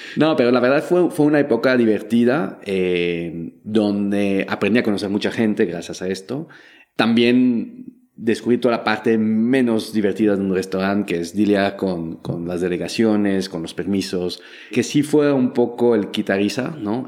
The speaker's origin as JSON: {"language": "Spanish", "country": "Belgium", "tie": "born or raised there", "second_language": "Spanish", "moved": "as an adult", "lives_now": "Mexico", "said": "yo nací en Bélgica, crecí en Bélgica, pero mi mamá nació en Perú, en Lima"}